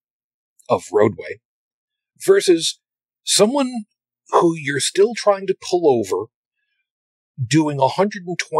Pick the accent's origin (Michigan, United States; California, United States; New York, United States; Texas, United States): New York, United States; New York City; I'm originally from Brooklyn